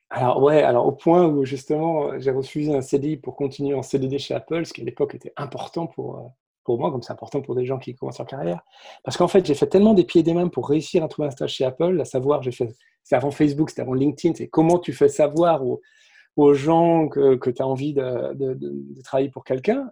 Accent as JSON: {"language": "French", "town": "Saint-Brieuc", "region": "Brittany", "country": "France", "tie": "born or raised there", "also_born_or_lived": "Cupertino, California", "moved": "as an adult", "lives_now": "Silicon Valley, United States", "said": "je suis breton d'origine. Je grandis à Saint-Brieuc, Côte-du-Nord à l'époque"}